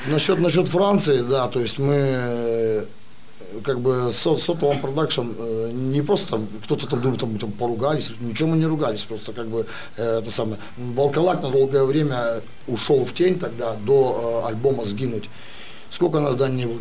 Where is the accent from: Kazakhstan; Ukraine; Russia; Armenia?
Russia; Russian Far East; я родился и вырос на Дальнем Востоке